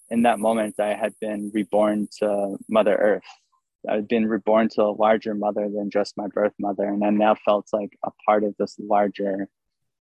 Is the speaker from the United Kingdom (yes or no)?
no; Maine, United States; I was born on my birth certificate in 1990 when I was born in Maine